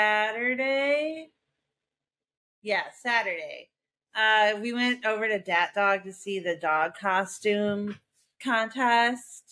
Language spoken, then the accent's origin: English; Chicago, Illinois, United States; moved away; We're two broads from Chicago